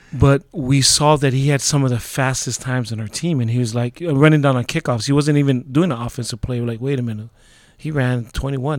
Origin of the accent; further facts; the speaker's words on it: Laie, Hawaii, United States; moved away; also born or lived in Honolulu, Hawaii; I grew up in Hawaii. It was the last place that my dad was stationed at.